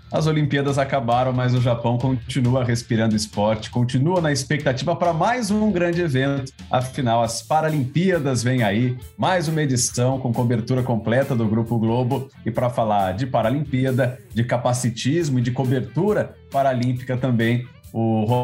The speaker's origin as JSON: {"language": "Portuguese", "region": "São Paulo", "country": "Brazil", "said": "Eu que sou de São Paulo, a Bruna também"}